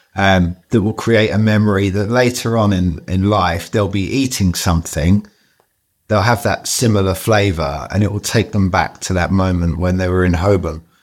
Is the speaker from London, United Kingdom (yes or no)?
yes; London, United Kingdom; I grew up in Southeast London